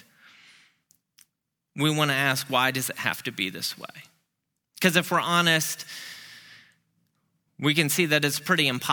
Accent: Peoria, Illinois, United States; moved away as an adult; now in Memphis, United States; Peoria, to my hometown

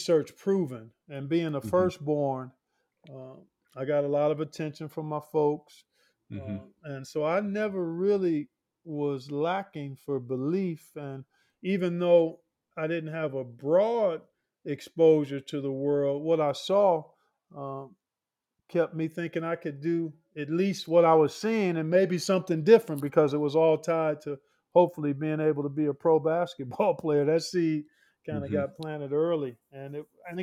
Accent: Cleveland, Ohio, United States; growing up in Cleveland.

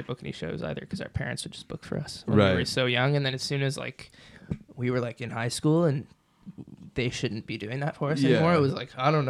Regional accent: London, Ontario, Canada; born or raised there; also born or lived in Oakville

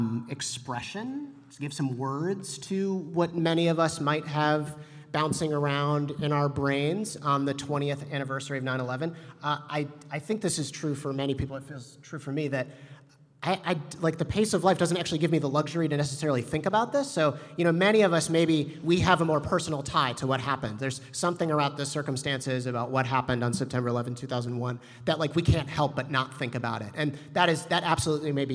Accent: Chicago, Illinois, United States; I grew up here in the Chicago area

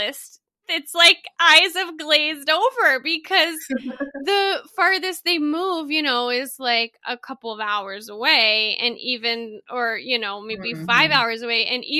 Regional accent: Texas, United States; born there; also born or lived in Colorado; I was born in Texas and then I lived in Colorado.

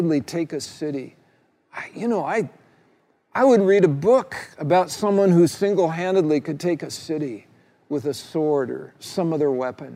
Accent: United States; Being a red-blooded male growing up in the United States of America

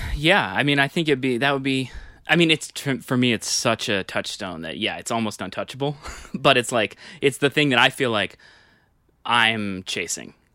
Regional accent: New York, United States; I grew up on the Upper West Side

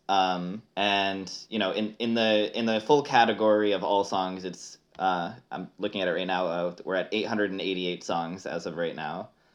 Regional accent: Connecticut, United States; moved away as an adult; now in Seattle, United States; I live in Seattle right now. I'm originally from Connecticut, uh, and I, I moved here about three years ago

